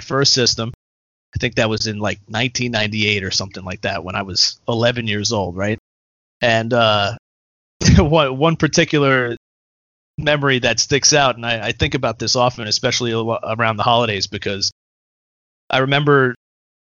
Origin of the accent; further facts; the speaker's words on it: Pleasantville, New York, United States; also born or lived in Brooklyn, New York; I grew up in a pretty small pretty small town where everyone knew each other.